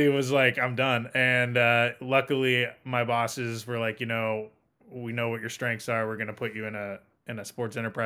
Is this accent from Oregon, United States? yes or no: yes; Portland, Oregon, United States; moved away; growing up in Portland, being a Blazers fan, reading Jason Quick and John Canzano and the Oregonian